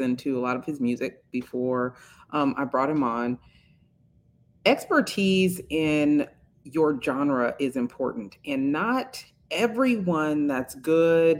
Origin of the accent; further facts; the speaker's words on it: Bay Area, California, United States; I grew up in the Bay Area